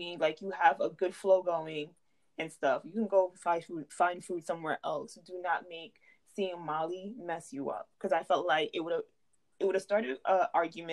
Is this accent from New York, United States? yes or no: yes; New York City, New York, United States; I'm from the Bronx.